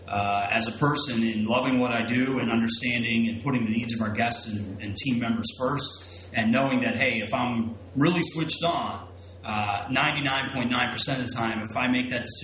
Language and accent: English; Philadelphia, Pennsylvania, United States; I'm going to stay here in my backyard, my hometown of Philadelphia